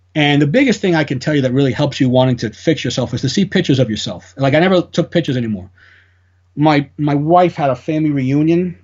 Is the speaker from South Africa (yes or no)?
no; New York City, New York, United States; I'm Italian. I mean, it is what it is. I come from the Bronx